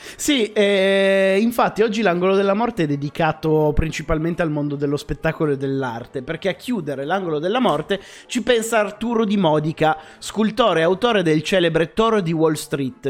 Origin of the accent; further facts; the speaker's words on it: Casale Monferrato, Piedmont, Italy; Io sono nato a Casale Monferrato